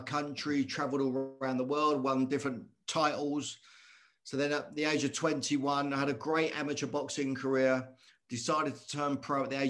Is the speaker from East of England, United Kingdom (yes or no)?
yes; Luton, East of England, United Kingdom; I'm from Luton Town in Bedfordshire in the UK